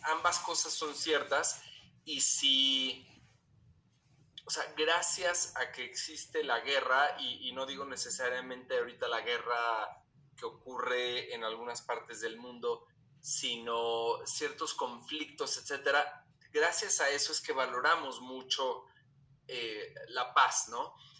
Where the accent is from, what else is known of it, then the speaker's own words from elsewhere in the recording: Mexico; así somos los mexicanos